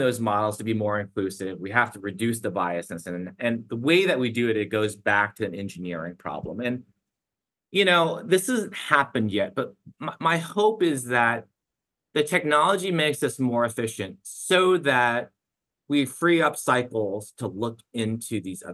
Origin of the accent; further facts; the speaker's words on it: United States; also born or lived in China; My parents moved to the States when I was 4.5 years old